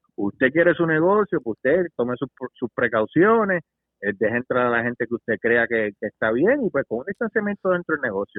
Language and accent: Spanish; Puerto Rico; Yo soy independentista. Yo creo que en mi país sea libre